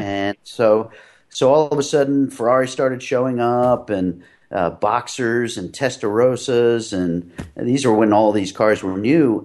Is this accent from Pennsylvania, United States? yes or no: yes; Philadelphia, Pennsylvania, United States; moved away as an adult; also born or lived in New England; I grew up in Philadelphia